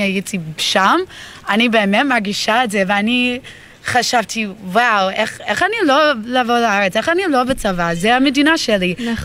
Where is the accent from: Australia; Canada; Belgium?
Australia; Melbourne, Victoria; Hebrew is a second language; moved away as an adult; now in Israel; אני מאוסטרליה, מלבורן, והגעתי לפה לפני חמש חודשים בשביל צבא